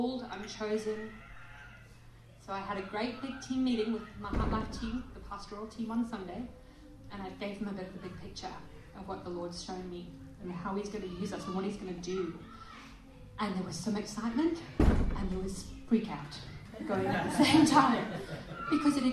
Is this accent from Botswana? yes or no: yes; Selebi-Phikwe, Botswana; now in Perth, Australia; I was a little girl in Africa in Salipi Pikwi